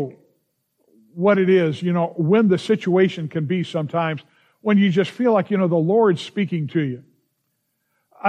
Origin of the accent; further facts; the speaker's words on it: Los Angeles, California, United States; growing up in the San Fernando Valley